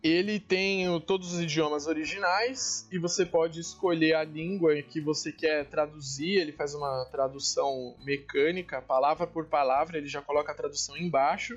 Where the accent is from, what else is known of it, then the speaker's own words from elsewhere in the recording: São Paulo, Brazil; Eu sou natural de São Paulo